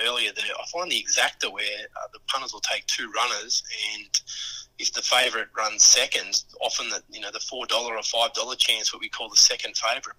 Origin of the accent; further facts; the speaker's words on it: Wagga Wagga, New South Wales, Australia; now in Bulli, Australia; I grew up in Wagga